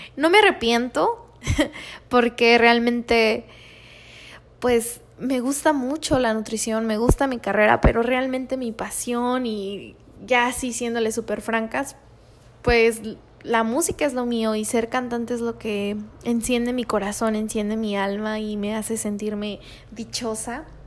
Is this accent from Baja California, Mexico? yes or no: yes; Tijuana, Baja California, Mexico; also born or lived in Guanajuato; soy originaria de Guanajuato, pero me crié aquí en Tijuana, así que soy súper tijuanense